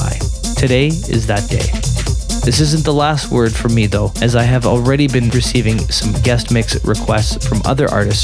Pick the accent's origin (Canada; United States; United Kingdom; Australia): Canada; here in my home country of Canada